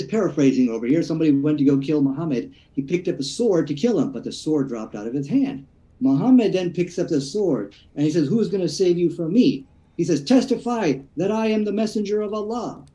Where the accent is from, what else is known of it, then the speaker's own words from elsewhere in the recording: Peoria, Illinois, United States; we're both from Peoria, Illinois